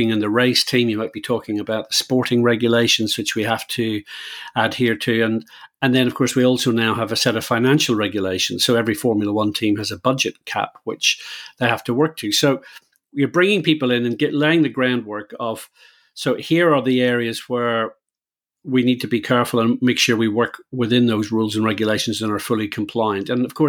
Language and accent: English; Belfast, Northern Ireland, United Kingdom; Yeah, I think as a very white-skinned Irish person, I grew up in Belfast.